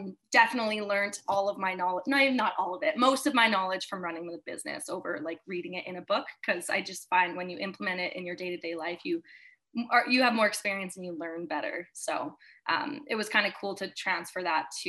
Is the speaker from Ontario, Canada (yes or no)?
no; Kamloops, British Columbia, Canada; Yeah, I'm born and raised in Kamloops. I've been here forever